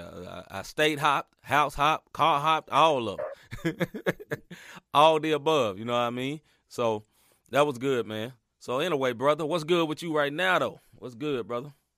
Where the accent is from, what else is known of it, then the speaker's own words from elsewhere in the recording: Chicago, Illinois, United States; I'm from Chicago